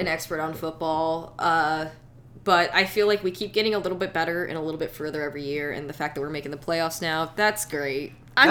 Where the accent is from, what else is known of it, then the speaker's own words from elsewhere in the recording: Edgewood, New York, United States; I'm from Edgewood there. I'm blowing myself up there. I live in Edgewood. I live in Edgewood.